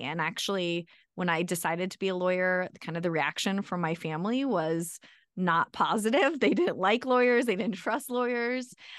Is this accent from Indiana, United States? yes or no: no; Arizona, United States; moved away as an adult; now in Colorado, United States; I'm from Arizona, so I went to Arizona State for engineering school